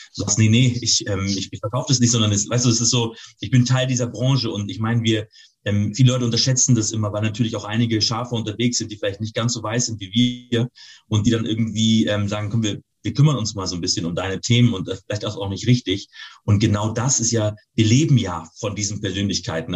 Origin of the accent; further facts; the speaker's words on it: Northern Germany, Germany; für mich als Norddeutscher